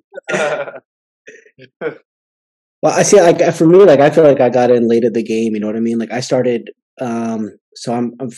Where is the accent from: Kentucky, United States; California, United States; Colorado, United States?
California, United States; Southern; I grew up in Southern California